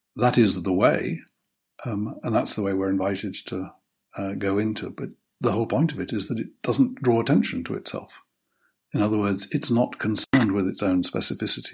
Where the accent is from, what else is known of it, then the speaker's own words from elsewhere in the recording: United Kingdom; as a Brit